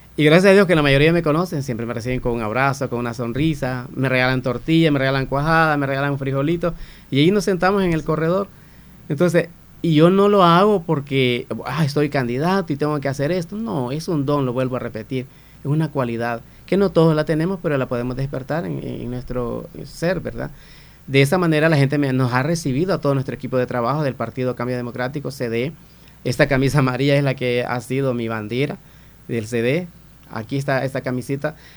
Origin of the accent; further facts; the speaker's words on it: Santa Rosa de Lima, La Unión, El Salvador; este hermoso municipio Santa Rosa de Lima, mi tierra, mi gente, mi pueblo, orgullosamente, hijo de padres de acá